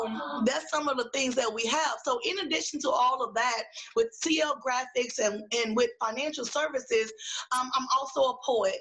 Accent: Dallas, Texas, United States; moved away; also born or lived in Houston, Texas; I grew up in Oak Cliff in Dallas, Texas

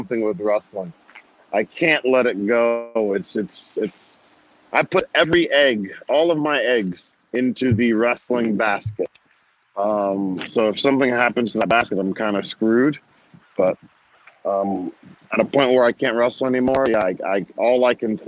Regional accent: New Jersey, United States; I was from New Jersey

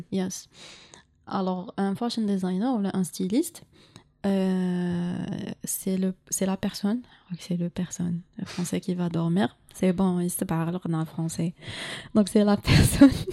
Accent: Algiers, Algiers Province, Algeria; je suis de Alger

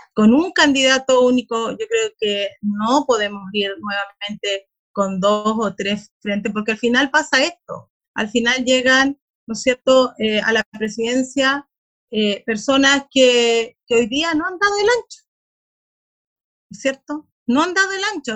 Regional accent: Bulnes, Ñuble, Chile; yo soy de Bulnes, de una comuna rural también de la región

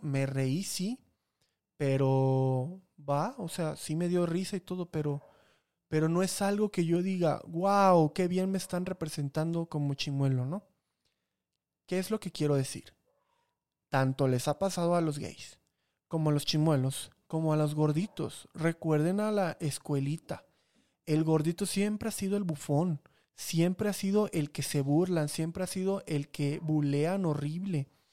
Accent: Chiapas, Mexico; now in Mexico City, Mexico; allá de donde vengo que ni siquiera es de Veracruz, es de Chiapas

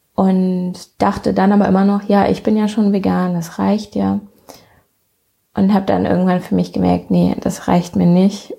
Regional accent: near Bonn, North Rhine-Westphalia, Germany; ich komme aus der Nähe von Bonn

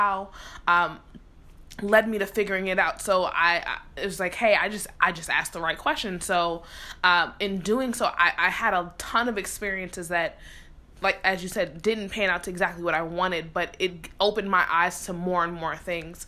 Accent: New York City, New York, United States; moved away as an adult; also born or lived in Philadelphia, Pennsylvania; growing up in the Bronx

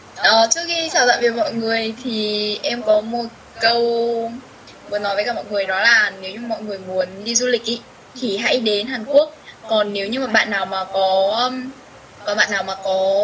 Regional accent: Vietnam; moved away as an adult; now in Seoul, South Korea; đấy là quê mình quê hương mình nơi mình sinh ra

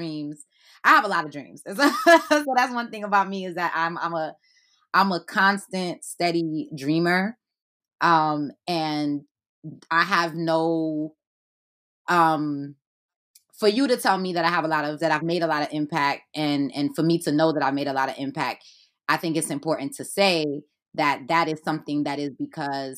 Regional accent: New York City, New York, United States; also born or lived in Haiti / Flatbush, Brooklyn; I was born in Haiti and I was raised in Brooklyn

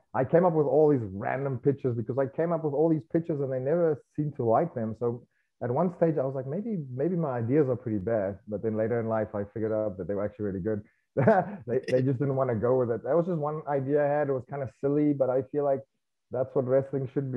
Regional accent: South Africa; moved away as an adult; now in United States; growing up in South Africa

